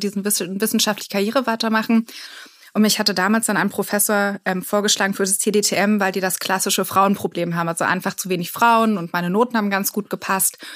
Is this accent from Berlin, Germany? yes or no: yes; Berlin, Germany; Ja, ich meine, ich war 15 Jahre ähm, in Berlin und habe gar nicht so viel anderes gesehen. Dann bin ich nach einem Jahr nach Frankreich gegangen.